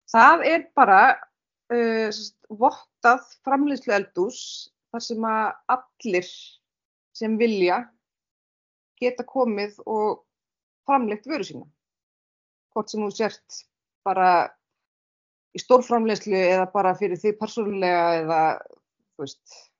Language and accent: Icelandic; Bíldudalur, Westfjords, Iceland; also born or lived in Reykjavík; now in Stöðvarfjörður, Iceland; ég er frá Bíldudal